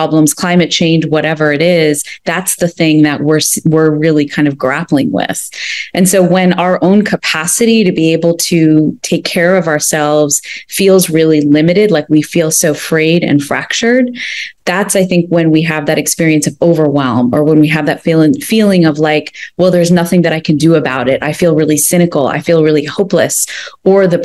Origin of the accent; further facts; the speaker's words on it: United States; I grew up in the United States, but my family emigrated from India like about 50 years ago